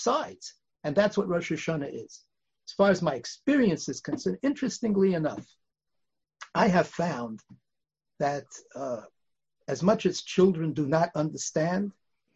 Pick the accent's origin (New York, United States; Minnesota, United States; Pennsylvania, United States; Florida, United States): New York, United States; New York City; also born or lived in Bialystok, Poland / Lodz, Poland; We grew up on the Upper West Side.